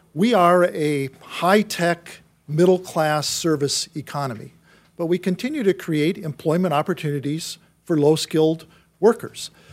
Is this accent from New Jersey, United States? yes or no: no; Wisconsin, United States; I'm from Wisconsin